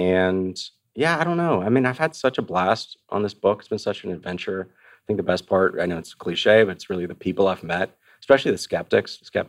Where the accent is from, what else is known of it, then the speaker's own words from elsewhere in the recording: Austin, Texas, United States; It's outside of my hometown of Austin, Rockdale, Texas.